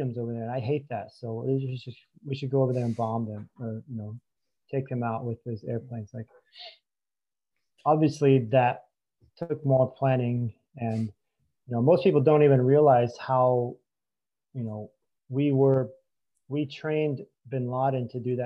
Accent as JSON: {"language": "English", "country": "United States", "tie": "born or raised there", "said": "growing up in America"}